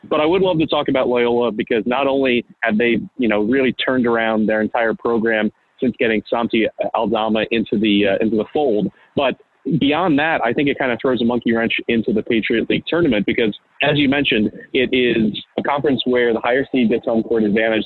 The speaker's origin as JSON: {"language": "English", "town": "Philadelphia", "region": "Pennsylvania", "country": "United States", "tie": "born or raised there", "also_born_or_lived": "Missouri / Maryland", "said": "I grew up in Philadelphia, uh, moved out to the Philly suburbs, went to Malvern Prep"}